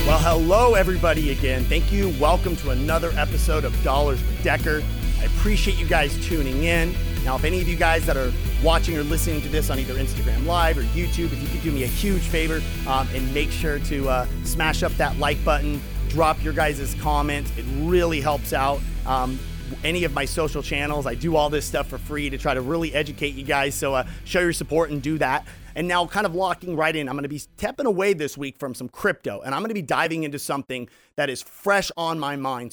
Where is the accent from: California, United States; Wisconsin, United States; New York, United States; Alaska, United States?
California, United States; Temecula; my hometown in Temecula